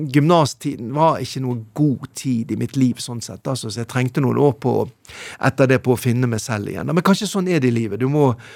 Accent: Bergen, Vestland, Norway; hjemme i Bergen

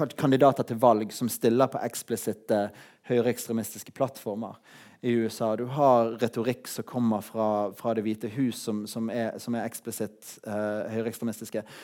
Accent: Norway; jeg er norsk

